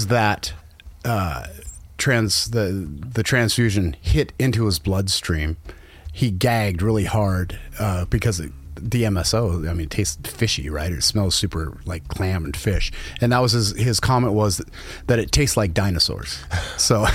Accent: Portland, Oregon, United States; I grew up over in the Portland area, and Dad and I used to do a lot of fishing for sturgeon

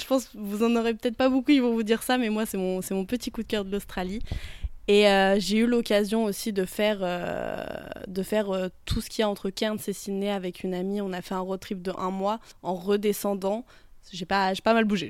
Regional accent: Haute-Savoie, Auvergne-Rhône-Alpes, France; je viens de Haute-Savoie, en France

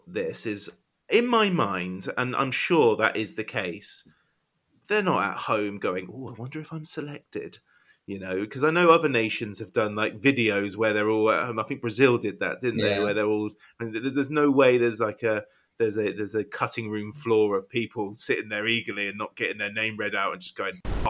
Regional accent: England, United Kingdom; I'm English, I'm an England fan

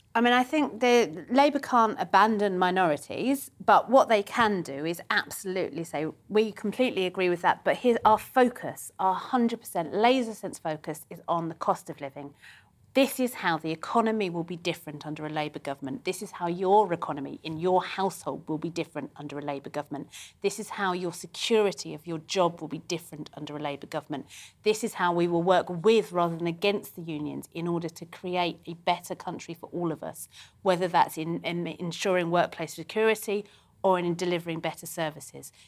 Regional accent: London, United Kingdom; I'm a Londoner. I was born here

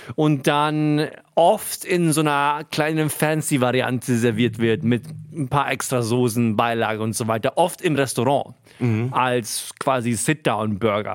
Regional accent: Hunsrück, Rhineland-Palatinate, Germany; wo ich aufgewachsen bin, Hunsrück, Landei

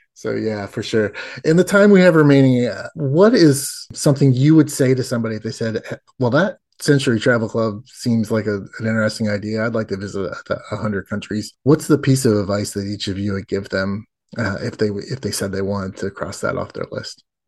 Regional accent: United States; I'm an American

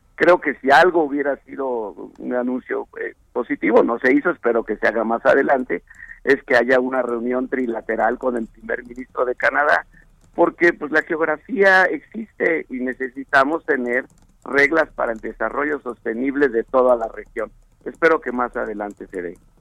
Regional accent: Mexico; como mexicano

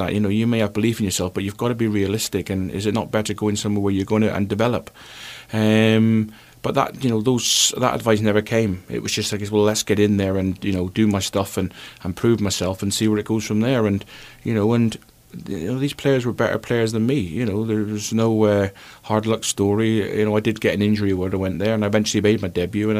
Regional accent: Plymouth, South West England, United Kingdom; moved away; also born or lived in Scotland; I played for Plymouth, and it was my hometown club

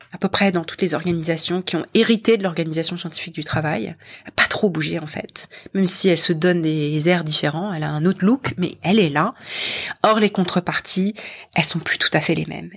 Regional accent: Paris, Île-de-France, France; moved away as an adult; also born or lived in London; je suis partie de France, de Paris et de France, et je, j'ai rejoint une entreprise américaine de la tech, euh, à Londres

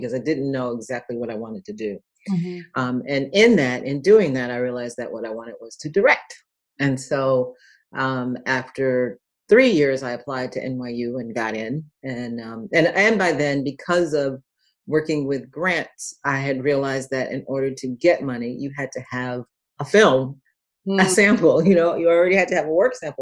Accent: Dayton, Ohio, United States; also born or lived in Los Angeles, California; I am originally born in Los Angeles, raised in Dayton, Ohio, so I'm a Midwesterner

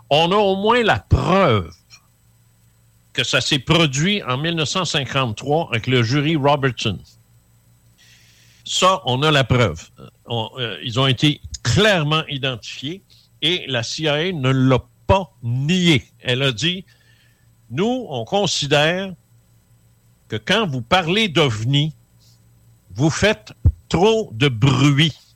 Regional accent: Quebec City, Quebec, Canada; je viens de là, je viens de Québec, moi.

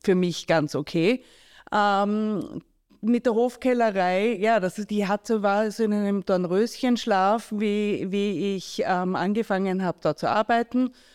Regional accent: Graz, Styria, Austria; moved away; also born or lived in New York; ich bin in Graz aufgewachsen

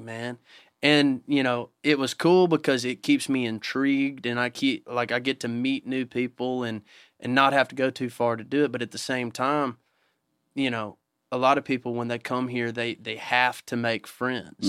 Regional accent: Fairview, Tennessee, United States; I grew up in a town called Fairview, Tennessee

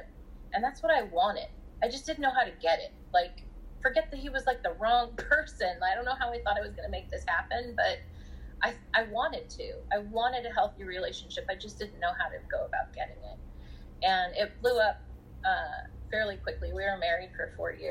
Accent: Southern California, United States; I'm from Southern California, grew up in Southern California

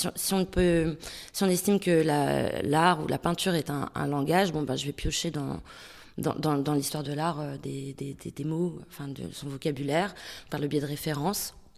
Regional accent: Denmark; moved away as an adult; now in France; j'ai grandi au Danemark jusqu'à mes 18 ans

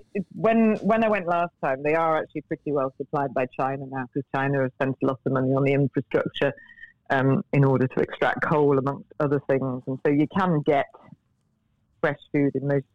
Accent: United Kingdom; as a Brit

